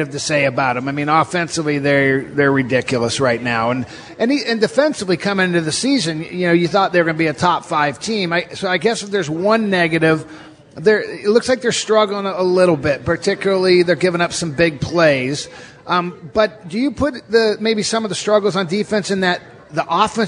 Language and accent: English; Orange County, California, United States; now in Seattle, United States; I grew up in Orange County